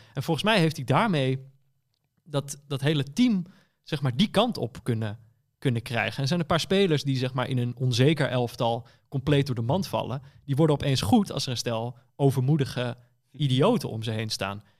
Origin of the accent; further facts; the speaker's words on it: Netherlands; ik ben Nederlander.